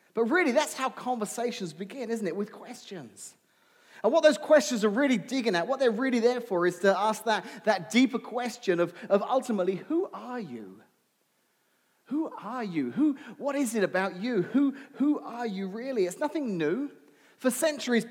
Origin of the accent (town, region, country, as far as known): England, United Kingdom; moved away